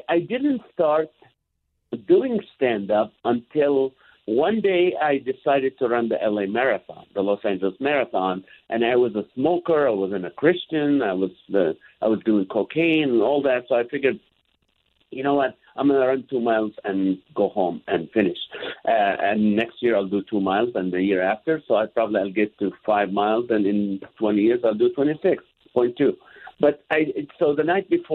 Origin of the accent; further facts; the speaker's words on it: Kuwait; moved away; also born or lived in Israel; we lived in Kuwait back when I was born in Israel, moved to Kuwait